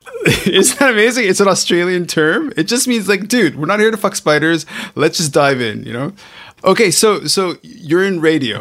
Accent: Montreal, Quebec, Canada; now in Hong Kong; I'm originally, okay, I grew up in Montreal, Canada

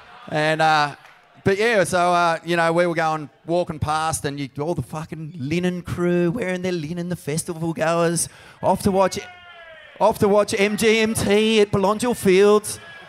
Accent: New Brighton, New South Wales, Australia; moved away; also born or lived in Sydney; But actually, I'm not from Byron. I'm from New Brighton, about 20 k's up the coast.

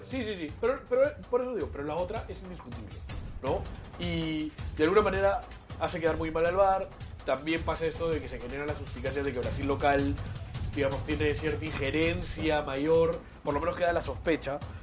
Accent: Peru; somos los peruanos

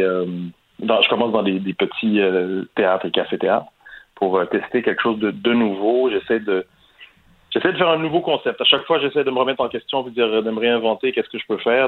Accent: Quebec, Canada; chez ici au Québec

